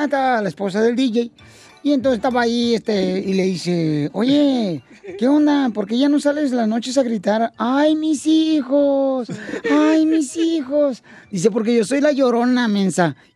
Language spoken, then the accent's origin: Spanish; Nicaragua; moved away; Soy de Nicaragua.